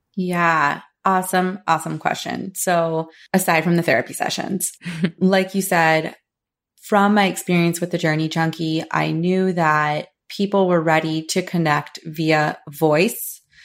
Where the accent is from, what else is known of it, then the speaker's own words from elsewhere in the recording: Florida, United States; born and raised in Florida, luckily still living here, currently in Saint Pete, Florida